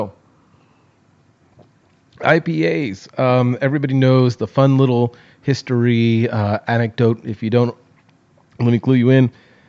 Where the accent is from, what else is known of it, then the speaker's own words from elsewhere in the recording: California, United States; now in Texas, United States; seeing as I grew up in California and now live in Texas.